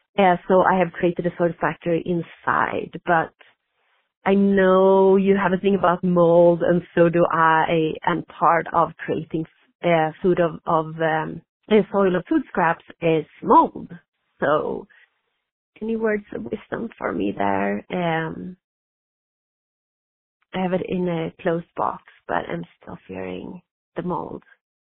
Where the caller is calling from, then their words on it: Utah, United States; I'm calling from Utah.